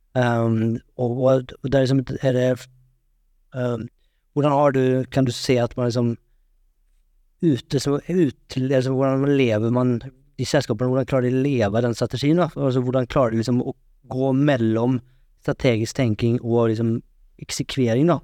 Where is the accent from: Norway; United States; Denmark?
Norway